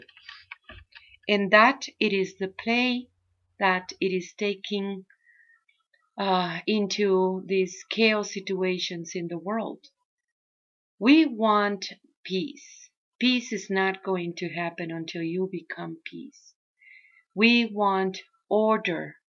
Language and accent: English; Mexico; first language Spanish; English is a second language; now in United States; I'm Mexican